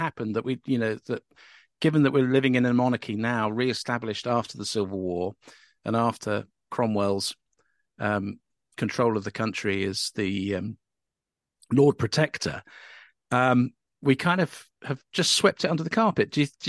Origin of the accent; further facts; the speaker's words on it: Northern Ireland, United Kingdom; when we were growing up in Northern Ireland